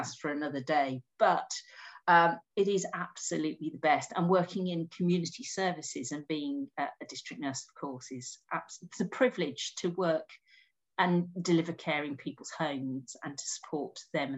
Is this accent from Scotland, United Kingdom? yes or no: no; Wolverhampton, West Midlands, United Kingdom; I'm a woman from Wolverhampton